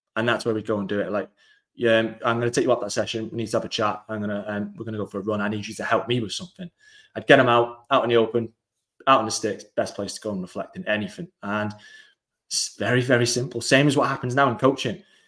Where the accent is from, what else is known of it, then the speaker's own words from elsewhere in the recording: England, United Kingdom; I am from England